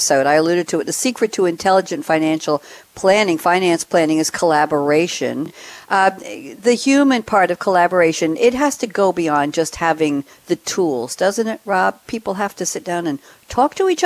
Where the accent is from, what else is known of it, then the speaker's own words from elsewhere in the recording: New York, United States; in school when I was growing up in New York